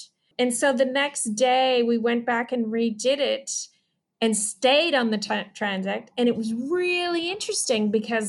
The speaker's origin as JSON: {"language": "English", "town": "Chicago", "region": "Illinois", "country": "United States", "tie": "born there", "also_born_or_lived": "North Carolina / Upper Michigan / Washington, D.C. suburbs", "said": "I was born in Chicago. And I grew up all different places around the US, North Carolina, Upper Michigan. I went to high school in the suburbs of Washington, D.C."}